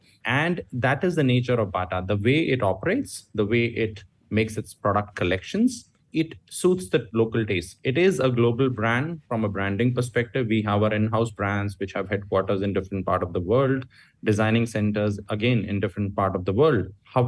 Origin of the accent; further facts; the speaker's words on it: India; English is a second language; now in Malaysia; that's a common understanding in Malaysia, and I came from India there too